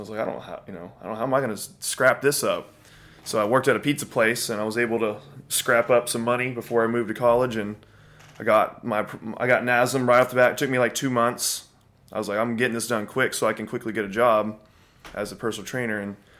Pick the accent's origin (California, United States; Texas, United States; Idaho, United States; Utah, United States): Texas, United States; Montgomery